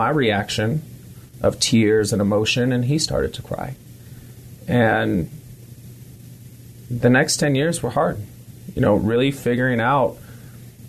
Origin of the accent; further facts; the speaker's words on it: San Francisco, California, United States; also born or lived in Bay Area, California; I was extremely young growing up in San Francisco before I kind of relocated around California in the Bay Area